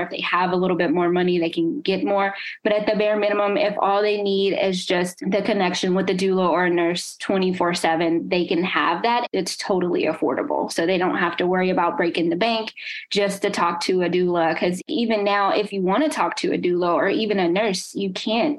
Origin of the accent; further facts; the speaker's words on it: Nashville, Tennessee, United States; moved away as an adult; now in New Jersey, United States; I'm from Nashville, so I constantly go back and forth